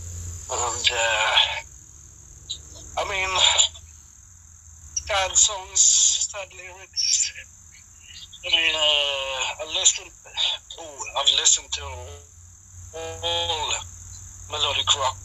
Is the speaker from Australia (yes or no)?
no; Sweden; here in my hometown